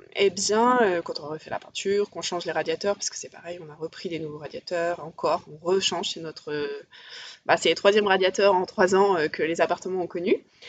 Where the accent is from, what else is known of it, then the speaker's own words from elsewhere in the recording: Paris, Île-de-France, France; je suis parisienne